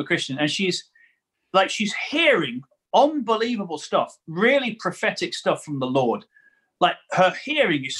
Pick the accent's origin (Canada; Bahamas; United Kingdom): United Kingdom; Newcastle-under-Lyme, West Midlands; I am from Newcastle under Lyme, which is the better of the two Newcastles in the country